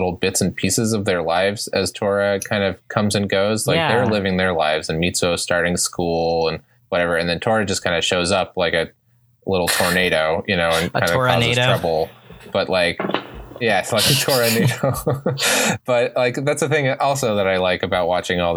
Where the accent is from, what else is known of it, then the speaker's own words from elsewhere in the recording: United States; farther than I am used to as an American